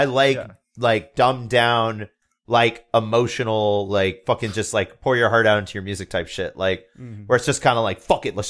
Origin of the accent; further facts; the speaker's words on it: New England, United States; We're from New England.